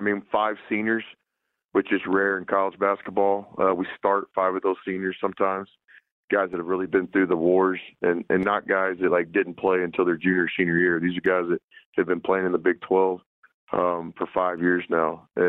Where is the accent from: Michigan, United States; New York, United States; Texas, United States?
Texas, United States; This was a chance for me to coach in my home state at a university that I was familiar with, to be close to my daughters.